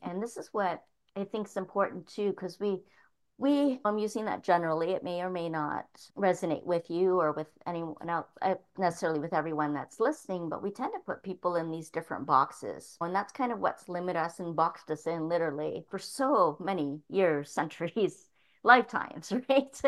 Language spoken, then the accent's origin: English; Toronto, Ontario, Canada; moved away as an adult; growing up in Toronto for the first 18 years of my life